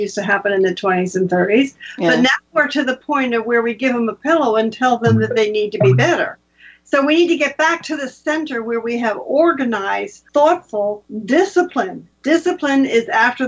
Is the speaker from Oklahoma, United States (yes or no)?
no; New Jersey, United States; now in Bucks County, Pennsylvania, United States; I grew up in New Jersey